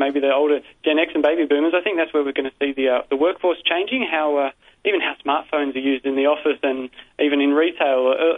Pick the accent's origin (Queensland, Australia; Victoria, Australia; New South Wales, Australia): New South Wales, Australia; Sydney; I'm from Sydney, but I've been to Melbourne a lot.